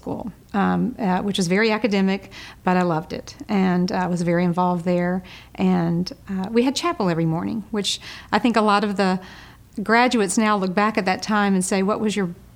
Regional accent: Memphis, Tennessee, United States; also born or lived in Houston, Texas; I was born in Houston, Texas, and I lived there until I was eight, and then we moved to Memphis, Tennessee

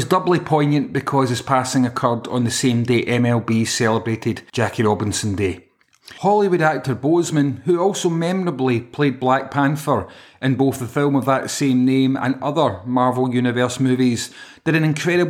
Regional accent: Yorkshire and the Humber, United Kingdom; And being a Yorkshireman, I think the odds aren't in my favour, to be honest with you.

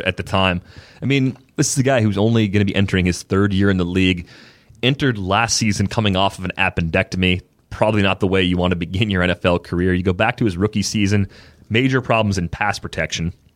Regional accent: Waukesha, Wisconsin, United States; I'm from Waukesha.

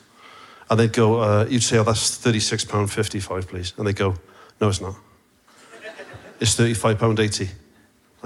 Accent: Barry, Wales, United Kingdom; also born or lived in Cardiff; I was born in Cardiff, raised in Barry, lived in Cardiff

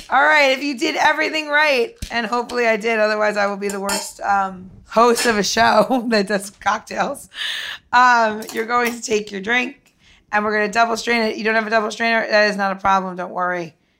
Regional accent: New York, United States; I'm from New York

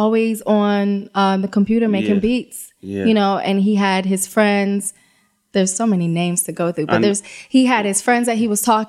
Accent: London, United Kingdom; Yeah, I was born in London, yes.

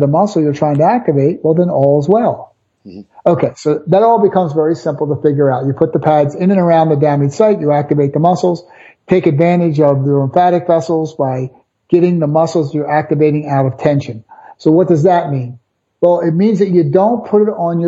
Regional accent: Philadelphia, Pennsylvania, United States; I'm from South Philly.

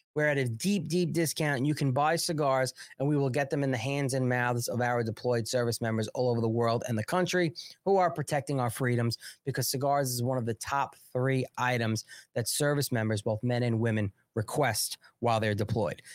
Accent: New York, United States; from New York

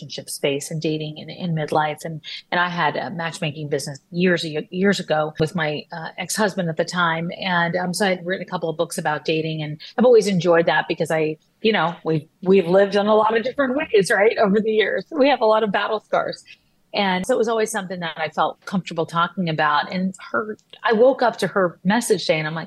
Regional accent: Texas, United States; I grew up in Texas

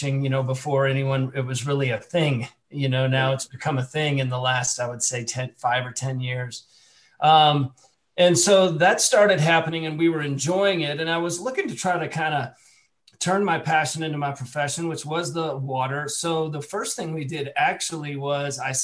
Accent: Louisville, Kentucky, United States; moved away as an adult; now in California, United States; I grew up in Louisville, Kentucky

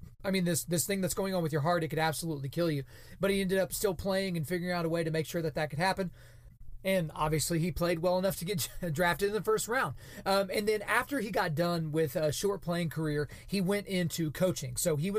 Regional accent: Oklahoma, United States; So I'm born and raised in Oklahoma. I've lived in the Edmond, Oklahoma City area since 2004.

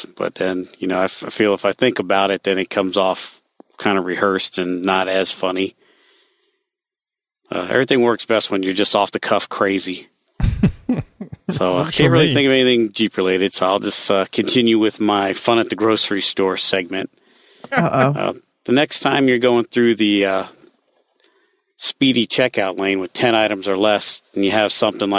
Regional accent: Ohio, United States; moved away; I'm from Ohio

